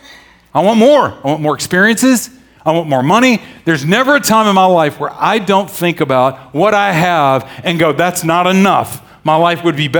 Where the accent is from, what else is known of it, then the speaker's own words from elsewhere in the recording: the South, United States; I grew up in the South